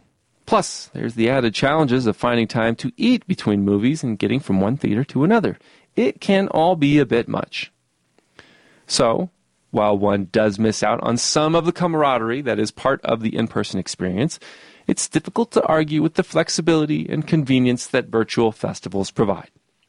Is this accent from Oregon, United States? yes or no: yes; Oregon, United States; In my home state of Oregon, this rhetoric has made inroads through a contentious ballot measure